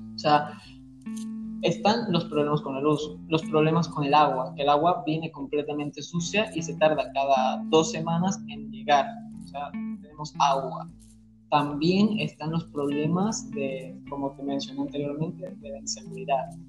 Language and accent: Spanish; Venezuela; aquí en, en mi país, en Venezuela